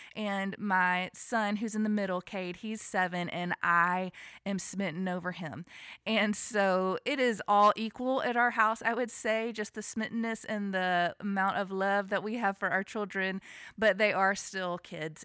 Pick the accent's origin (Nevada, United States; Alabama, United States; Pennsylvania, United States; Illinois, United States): Alabama, United States; now in Franklin, United States; I am a Southern girl. I was born and raised in Alabama